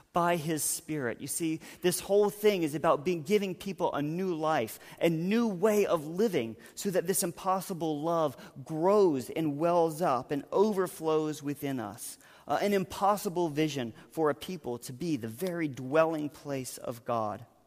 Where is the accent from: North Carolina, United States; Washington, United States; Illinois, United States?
North Carolina, United States; moved away; I'm from North Carolina